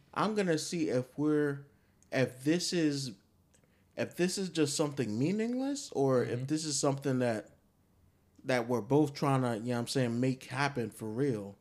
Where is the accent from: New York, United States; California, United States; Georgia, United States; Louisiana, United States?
New York, United States; I'm from New York